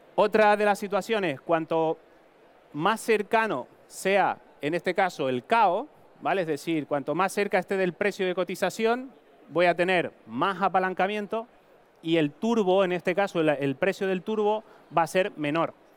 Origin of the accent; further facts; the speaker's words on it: Tenerife, Canary Islands, Spain; accent: Canarian; moved away as an adult; now in Madrid, Spain; mi acento es canario, soy de Tenerife, migré, crucé el charco, como decimos, a Madrid a estudiar